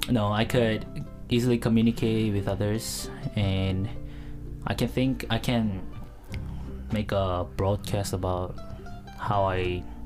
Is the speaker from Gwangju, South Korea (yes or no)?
no; Seoul, South Korea; moved away; My hometown is in Seoul.